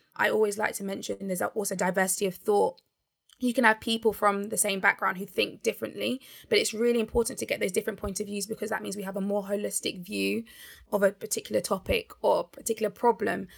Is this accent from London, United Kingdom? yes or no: yes; Barnet, London, United Kingdom; I grew up in Barnet